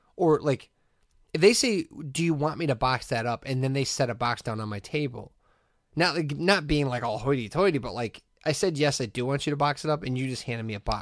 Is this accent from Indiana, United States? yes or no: yes; Hessville, Indiana, United States; I'm fifteen and I'm from Hessville